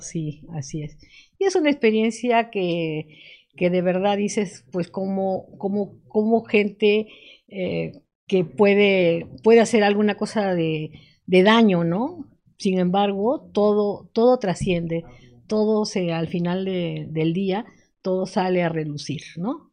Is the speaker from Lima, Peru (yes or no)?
yes; Lima, Peru; moved away as an adult; now in Morelos, Mexico; yo estudié en Lima